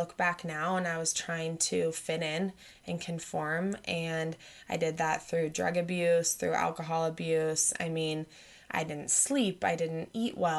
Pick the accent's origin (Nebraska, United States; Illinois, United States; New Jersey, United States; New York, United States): Nebraska, United States; Lincoln; I grew up in Lincoln, Nebraska